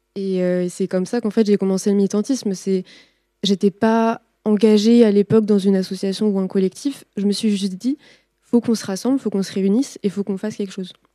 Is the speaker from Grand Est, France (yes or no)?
no; Nantes, Pays de la Loire, France; Moi, je viens de Nantes